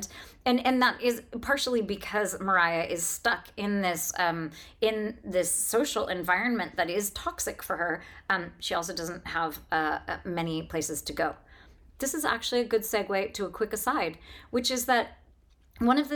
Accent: Northern California, United States; I'm from Northern California

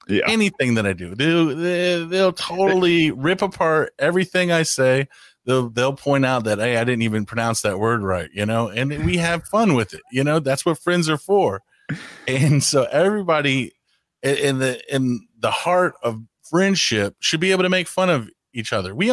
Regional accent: United States; I'm glad I'm American because if I was in another language, I'd have a speech impediment.

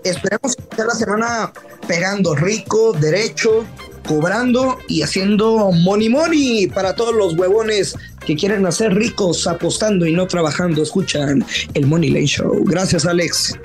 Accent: northern Mexico, Mexico; Como buen norteño

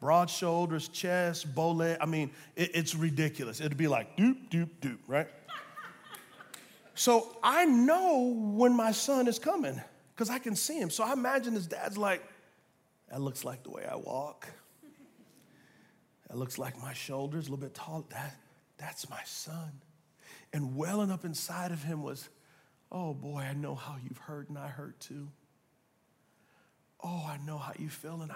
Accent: United States; we as American Christians

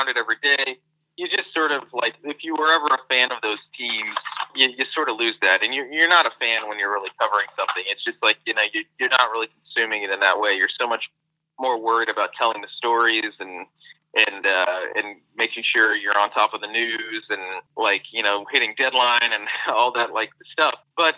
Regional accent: Overland Park, Kansas, United States; moved away as an adult; now in New York, United States; I grew up in Overland Park

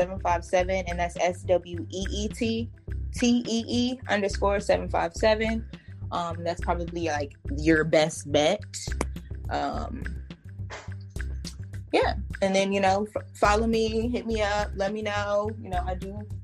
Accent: Virginia Beach, Virginia, United States; also born or lived in Norfolk, Virginia; I was born in Norfolk, raised in Virginia Beach

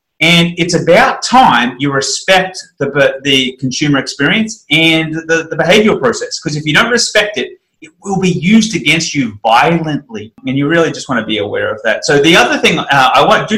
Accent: Australia; I'm an Australian

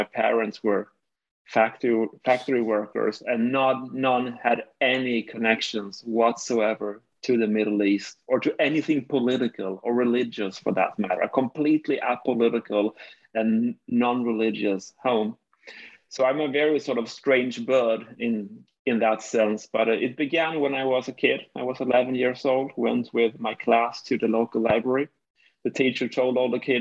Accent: Skåne, Sweden; I grew up here in the south of Sweden in a small city located 40 kilometers north of Malmo.

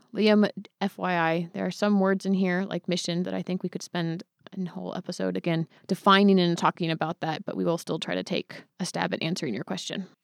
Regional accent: Hayward, California, United States; I was born in Hayward.

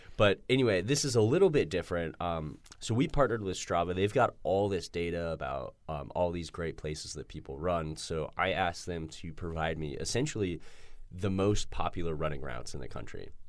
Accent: Denver, Colorado, United States; I'm from Denver

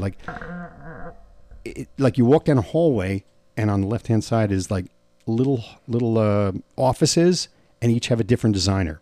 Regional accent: United States; I go, "New York, New Jersey."

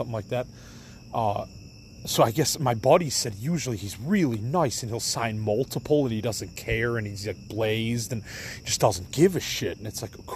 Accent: Elmhurst, Illinois, United States; I'm from Elmhurst

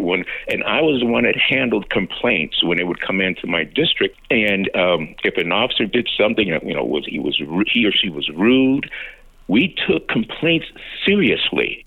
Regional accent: Chicago, Illinois, United States; a young man who grew up on the south side of Chicago, mm. um, born and raised there.

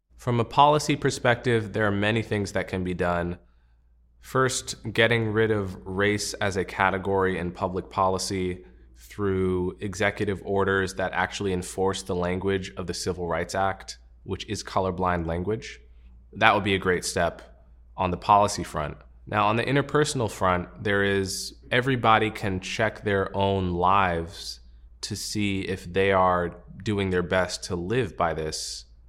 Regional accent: United States; As an American

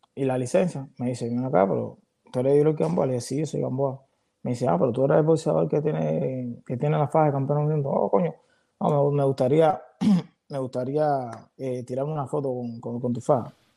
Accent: Cuba; moved away; nosotros los cubanos

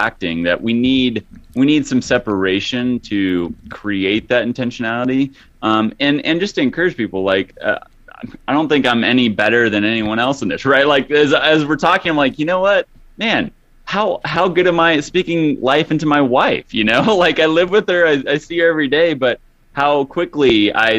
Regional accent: Hutchinson, Kansas, United States; moved away as an adult; also born or lived in Los Angeles; growing up in a small town, like 45,000 people. Hutchinson, Kansas is where it is

